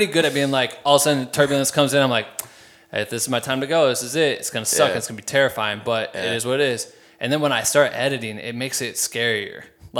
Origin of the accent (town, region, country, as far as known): Iowa, United States